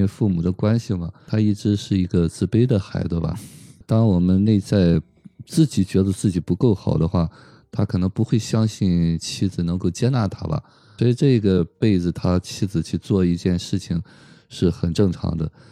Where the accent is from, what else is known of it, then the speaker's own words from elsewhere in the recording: China; 我们中国人